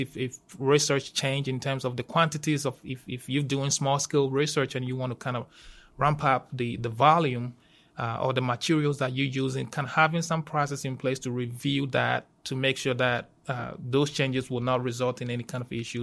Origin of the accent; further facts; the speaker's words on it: Ghana; moved away as an adult; also born or lived in Georgia, United States; now in Auburn, United States; I'm originally from Ghana, West Africa